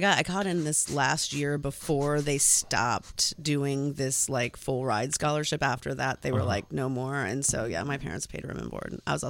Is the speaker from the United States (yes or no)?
yes; Connecticut, United States; I grew up in Connecticut